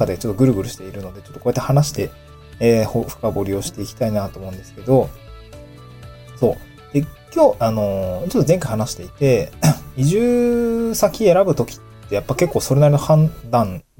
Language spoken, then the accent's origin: Japanese; Niigata, Japan; also born or lived in Tokyo; now in Awaji Island, Japan; 僕の実家新潟なんですけど